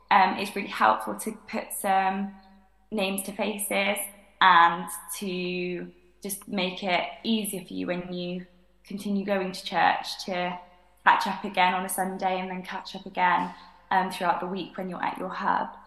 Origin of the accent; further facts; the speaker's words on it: Cheltenham, South West England, United Kingdom; Um, I live in Cheltenham. I'm from Cheltenham. Um, I've kind of grown up going to church in West Cheltenham